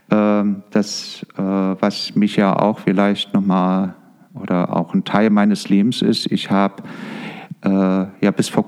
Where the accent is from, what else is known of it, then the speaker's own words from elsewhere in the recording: East Germany, Germany; also born or lived in Berlin; somit auch in der DDR groß geworden.